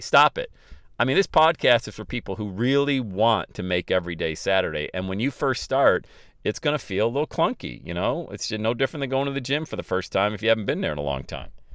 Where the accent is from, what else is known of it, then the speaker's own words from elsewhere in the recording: Ohio, United States; my hometown here in Ohio